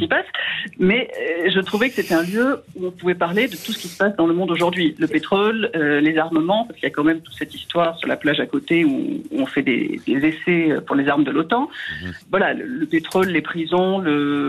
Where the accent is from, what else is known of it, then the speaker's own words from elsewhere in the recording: Hérault, Occitania, France; j'ai grandi dans l'Hérault